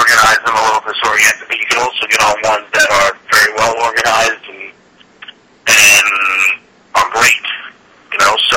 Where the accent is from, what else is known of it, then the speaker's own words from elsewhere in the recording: New York City, New York, United States; growing up in Queens